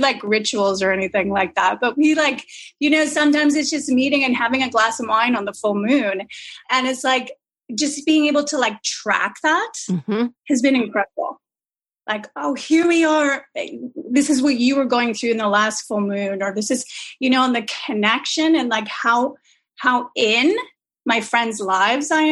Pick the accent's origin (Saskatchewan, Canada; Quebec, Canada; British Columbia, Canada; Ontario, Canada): British Columbia, Canada; Vancouver; I'm from Vancouver, the land itself